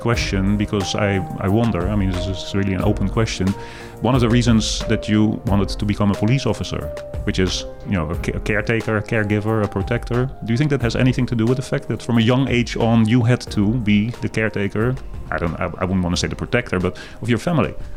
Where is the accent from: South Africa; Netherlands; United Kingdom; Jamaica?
Netherlands; accent: Dutch; now in Berkshires, United States; my accent is Dutch